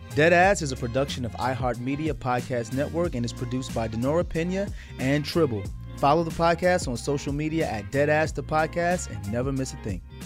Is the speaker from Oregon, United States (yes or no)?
no; New York City, New York, United States; growing up in Brooklyn, someone may rob your sneakers